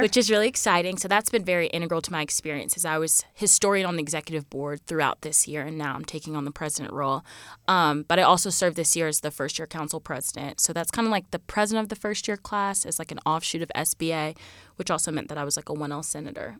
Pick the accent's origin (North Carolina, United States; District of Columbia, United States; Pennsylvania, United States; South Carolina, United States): South Carolina, United States; rural; moved away as an adult; also born or lived in Georgia / Lexington, South Carolina; I'm from Plumber in South Carolina, which is about forty-five minutes from the border of Georgia